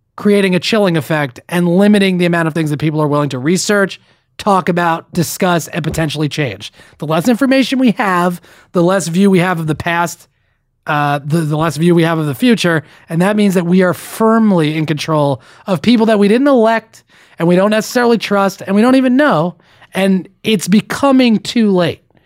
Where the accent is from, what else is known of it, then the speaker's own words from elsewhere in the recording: New Jersey, United States; my home state, the Garden State of New Jersey